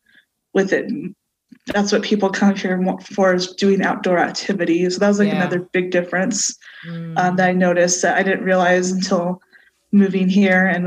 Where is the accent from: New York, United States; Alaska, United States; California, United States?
California, United States; Claremont; I went to K-12 schools in Claremont, California